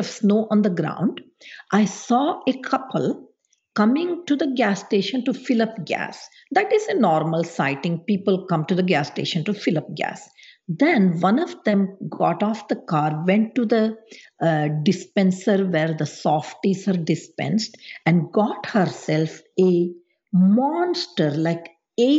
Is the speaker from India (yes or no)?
yes; India; moved away; how I was raised back in India